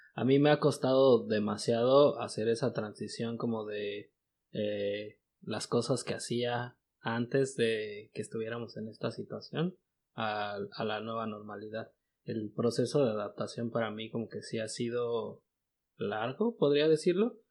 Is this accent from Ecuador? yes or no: no; Mexico; moved away as an adult; now in United States; nosotros que somos de México